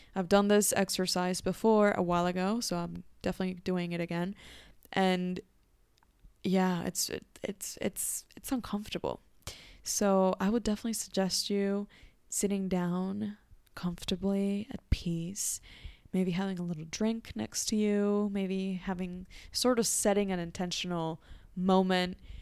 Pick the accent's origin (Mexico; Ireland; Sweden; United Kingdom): Mexico; Growing up in Mexico